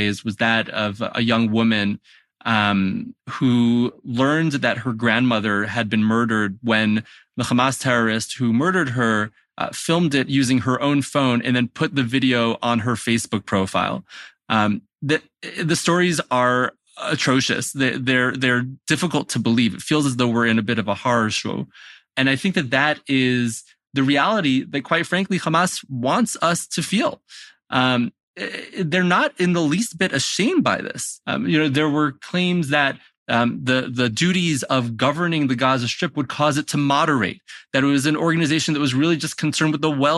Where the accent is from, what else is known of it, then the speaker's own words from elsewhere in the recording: United States; moved away as an adult; also born or lived in Maryland; now in Jerusalem, Israel; I was born in America